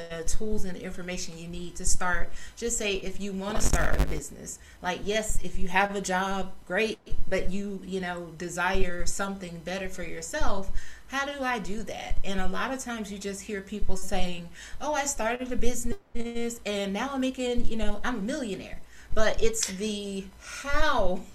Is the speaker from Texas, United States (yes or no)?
no; South Georgia, United States; I grew up in South Georgia.